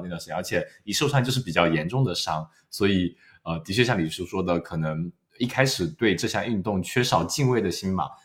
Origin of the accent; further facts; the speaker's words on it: Wenzhou, Zhejiang, China; now in Australia; 我们温州的穿衣风格一直是走在所谓的时尚前沿的